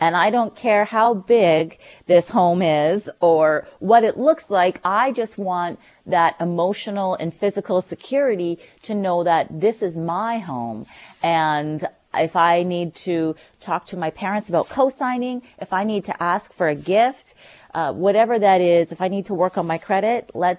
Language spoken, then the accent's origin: English; North Vancouver, British Columbia, Canada; now in Port Moody, Canada; I grew up in North